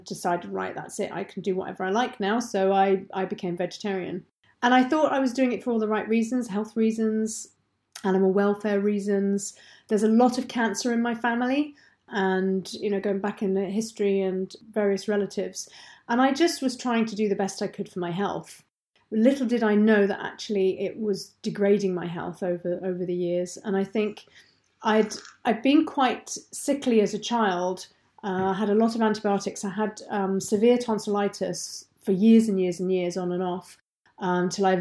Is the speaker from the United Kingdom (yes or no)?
yes; England, United Kingdom; moved away as an adult; now in Deeside, Scotland; I'm not Scottish. I'm very English, in fact.